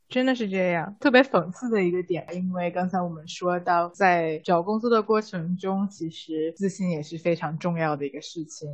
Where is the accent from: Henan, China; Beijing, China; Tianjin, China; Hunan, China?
Tianjin, China; moved away as an adult; now in United States; 我小时候在天津电视台十二频道当小 当主持人的经历